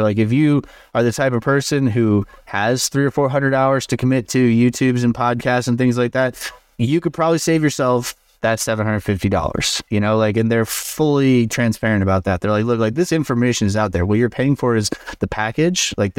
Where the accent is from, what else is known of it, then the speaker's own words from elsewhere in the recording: Chicago, Illinois, United States; now in Denver, United States; Denver scene, so I came from Chicago. Chicago has a huge food scene.